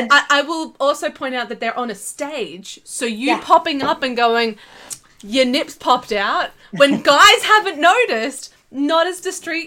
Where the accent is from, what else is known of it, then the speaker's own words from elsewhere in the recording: Australia; we're Australian